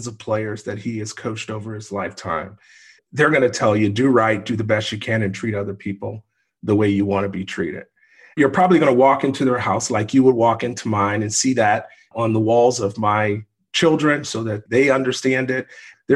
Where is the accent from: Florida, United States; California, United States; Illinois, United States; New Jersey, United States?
Illinois, United States; Chicago; I was born and raised in Inglewood District of Chicago